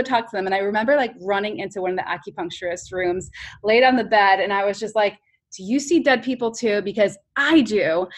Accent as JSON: {"language": "English", "town": "New York City", "region": "New York", "country": "United States", "said": "as a New Yorker"}